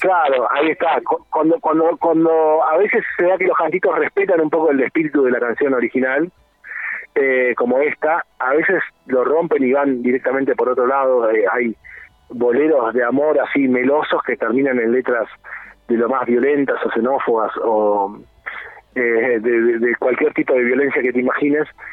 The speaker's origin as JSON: {"language": "Spanish", "country": "Argentina", "moved": "as an adult", "lives_now": "Montevideo, Uruguay", "said": "soy argentino. Eh, vivo acá en Montevideo desde hace como 15 años"}